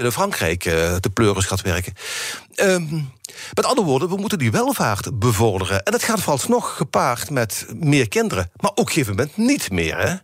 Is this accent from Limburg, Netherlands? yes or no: yes; Limburg, Netherlands; accent: Limburgish; met mijn limburgse accent